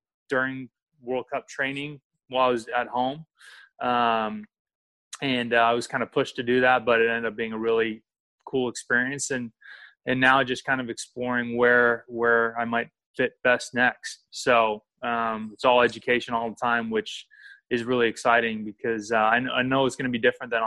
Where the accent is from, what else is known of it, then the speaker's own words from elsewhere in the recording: Sacramento, California, United States; So I grew up in Sacramento. Typical American kid